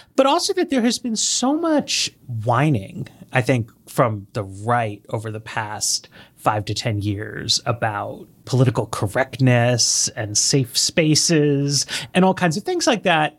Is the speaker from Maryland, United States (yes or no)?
no; New York City, New York, United States; moved away as an adult; now in Washington, D.C., United States; And I grew up in New York City, in Greenwich Village